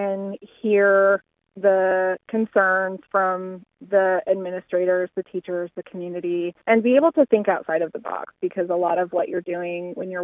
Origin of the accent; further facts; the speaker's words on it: Havre, Montana, United States; also born or lived in Missoula, Montana / United Kingdom; I grew up in Haver and I attended the Haver School District my whole life until I graduated from Haver High School in 2002.